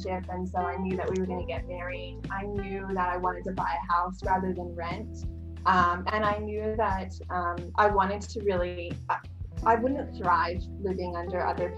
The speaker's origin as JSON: {"language": "English", "region": "New York", "country": "United States", "moved": "yes", "lives_now": "Australia", "said": "in the States, you know, I'm basically from New York."}